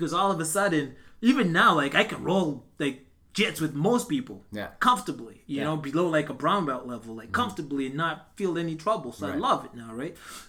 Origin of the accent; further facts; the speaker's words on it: Canada; But I mean, as Canadian fighters, we don't have big records.